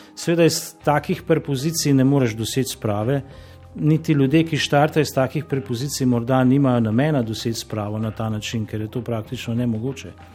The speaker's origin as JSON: {"language": "Slovenian", "country": "Slovenia"}